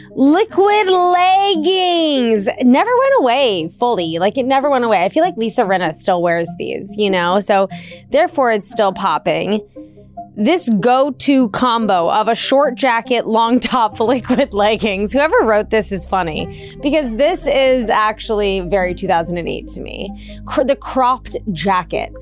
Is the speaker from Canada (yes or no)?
no; East Coast, United States; I grew up on the East Coast